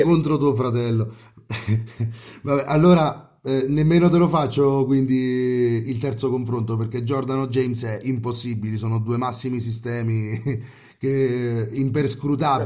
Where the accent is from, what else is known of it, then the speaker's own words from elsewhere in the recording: Rieti, Lazio, Italy; sono di Rieti